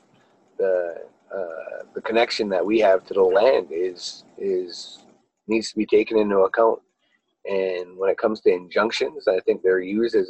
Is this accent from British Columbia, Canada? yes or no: no; Six Nations, Ontario, Canada; I'm from Six Nations, Mohawk Wolf